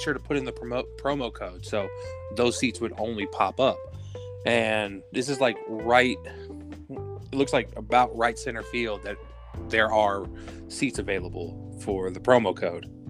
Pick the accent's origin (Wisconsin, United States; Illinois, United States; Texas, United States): Texas, United States; as we are Texan